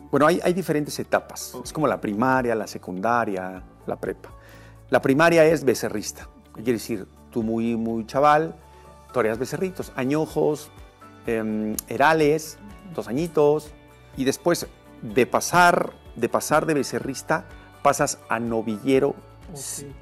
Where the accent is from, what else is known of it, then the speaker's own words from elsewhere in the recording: Mexico City, Mexico; also born or lived in Emiliano Zapata, Tlaxcala; tuvieron que regresar a la Ciudad de México y mi niñez, eh, la viví yo en la Ceremex